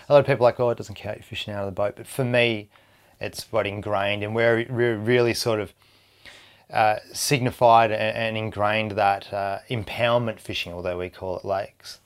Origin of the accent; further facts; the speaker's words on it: Hobart, Tasmania, Australia; moved away as an adult; also born or lived in Indonesia / Airlie Beach / Italy; now in New South Wales, Australia; born and bred in Tasmania